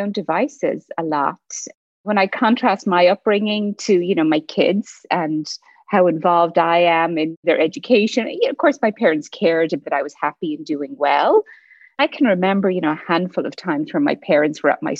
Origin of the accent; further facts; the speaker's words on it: Kilkenny, Leinster, Ireland; moved away; I grew up in Ireland in a small village outside a small town. The town's called Kilkenny